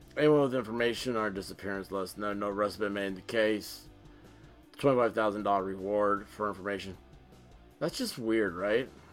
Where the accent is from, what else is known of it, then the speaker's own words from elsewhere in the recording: Tennessee, United States; here I am from Tennessee